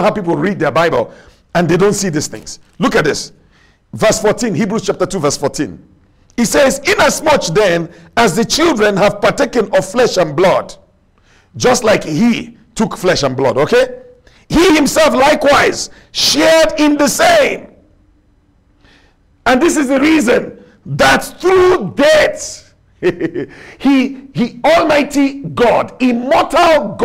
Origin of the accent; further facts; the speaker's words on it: Nigeria; accent: Nigerian; I speak with my Nigerian accent.